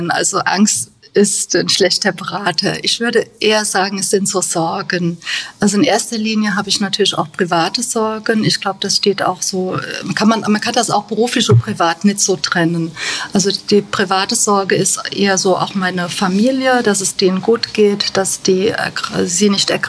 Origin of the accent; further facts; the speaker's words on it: Bad Kreuznach, Rhineland-Palatinate, Germany; born there; Ich bin hier in Bad Kreuznach geboren. Ich bin 53 Jahre alt